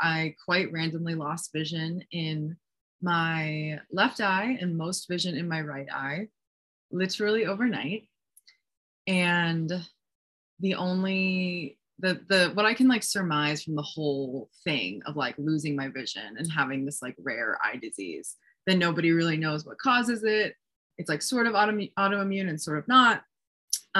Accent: East Coast of New Jersey, United States; moved away as an adult; also born or lived in Hoboken, New Jersey; now in Sedona, United States; where I grew up on the East Coast of New Jersey

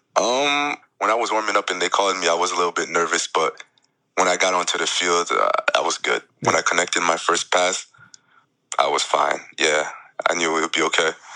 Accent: Jackson, New Jersey, United States; it was back in Jackson. It was my hometown

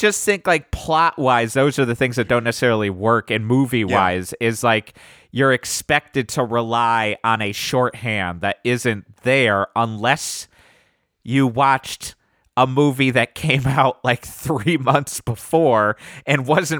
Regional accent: Germany; I grew up in Germany.

